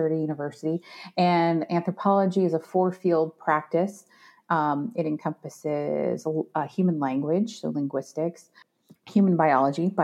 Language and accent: English; Arizona, United States; also born or lived in Washington State; I'm from Arizona and it's 120 degrees in the shade in the summertime